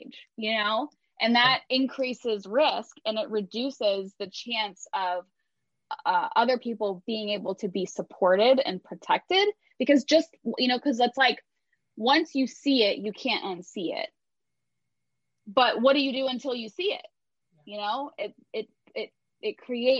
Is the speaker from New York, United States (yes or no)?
no; Cincinnati, Ohio, United States; my childhood growing up in Cincinnati